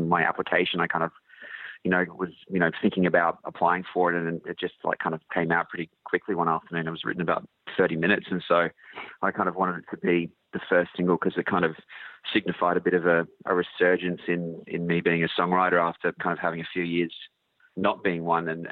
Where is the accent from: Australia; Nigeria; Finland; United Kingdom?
Australia; growing up in Australia